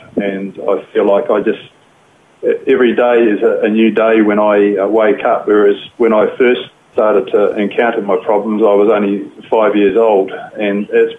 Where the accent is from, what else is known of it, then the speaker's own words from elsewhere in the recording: Fiji; born there; I think really what happened was I was born in Fiji. I had parents were working over there in Fiji, so I was born over there.